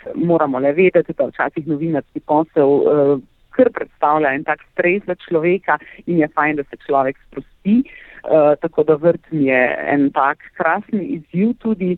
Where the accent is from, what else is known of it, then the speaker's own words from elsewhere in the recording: Carinthia, Slovenia; also born or lived in Ljubljana; prihajam iz Koroške, se pravi severnega